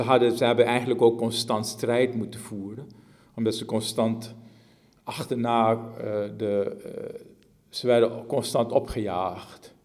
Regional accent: Suriname; In, het, in gebieden waar ik vandaan kom, in gebieden in Suriname

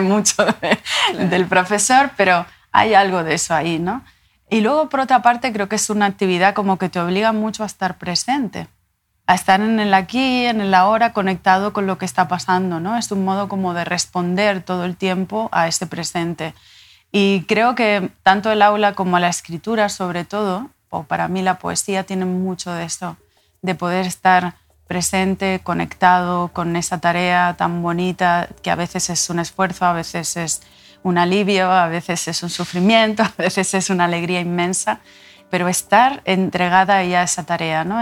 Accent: La Palma, Canary Islands, Spain; also born or lived in Tenerife; Yo nací en Tenerife y me crié en La Palma.

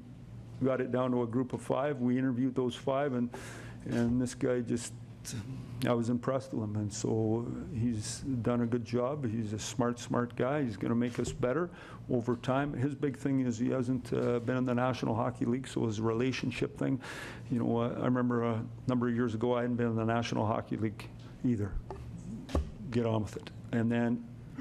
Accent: Saskatoon, Saskatchewan, Canada; also born or lived in Red Deer; now in Toronto, Canada; from Saskatoon

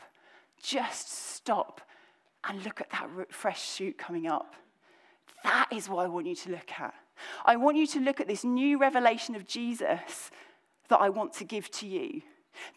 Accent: just under London, South East England, United Kingdom; accent: slightly Cockney; moved away as an adult; now in Birmingham, United Kingdom; I say those words because I grew up in the kind of southeast of England, just kind of under London

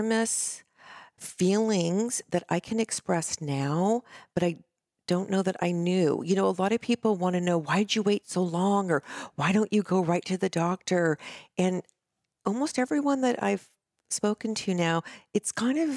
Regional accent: California, United States; also born or lived in New Jersey; now in Laguna Beach, United States; a transplant here at age 6. So California yes

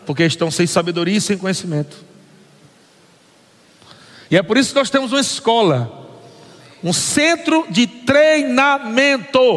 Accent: Natal, Rio Grande do Norte, Brazil; now in São Paulo, Brazil; nossos filhos, viemos de Natal para São Paulo, sem saber para quê.

